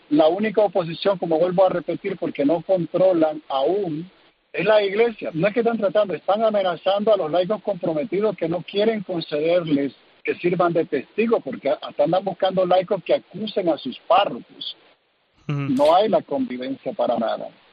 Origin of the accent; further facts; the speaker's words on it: Nicaragua; moved away as an adult; now in California, United States; dar a conocer el sufrimiento de mi pueblo y en particular de mis hermanos en el sacerdocio